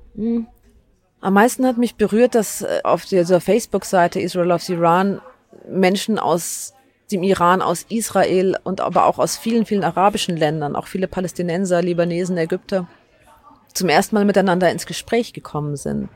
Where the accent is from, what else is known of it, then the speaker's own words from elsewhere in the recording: Germany; dass ich hier in Deutschland aufgewachsen bin